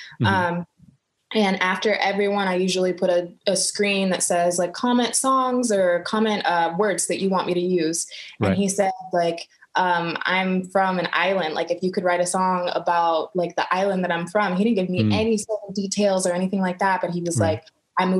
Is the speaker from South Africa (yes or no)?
no; Orange County, California, United States; moved away as an adult; now in Los Angeles, United States; I grew up in Orange County.